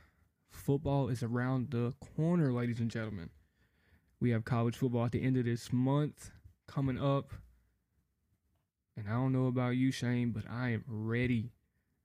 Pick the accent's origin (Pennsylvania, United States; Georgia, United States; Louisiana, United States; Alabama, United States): Louisiana, United States; now in Florida, United States; I'm from Louisiana